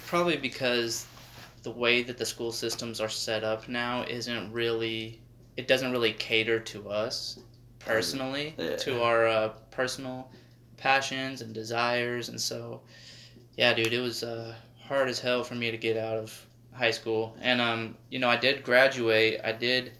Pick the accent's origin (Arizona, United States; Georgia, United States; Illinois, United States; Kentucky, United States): Arizona, United States; moved away; I'm from Arizona